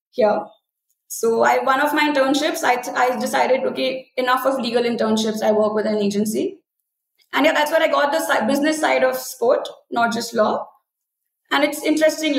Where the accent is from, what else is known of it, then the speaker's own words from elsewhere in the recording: Rourkela, Odisha, India; moved away as an adult; also born or lived in Pune; I come from Rourkela in Odisha